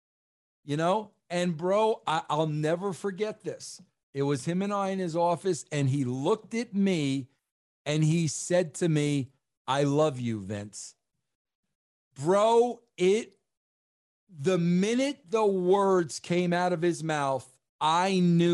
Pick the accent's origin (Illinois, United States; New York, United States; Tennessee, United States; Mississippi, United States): New York, United States; I'm a New Yorker and I've got an accent